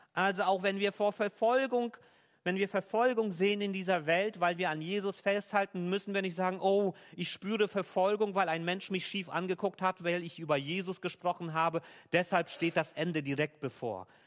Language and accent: German; Germany; hier bei uns in Deutschland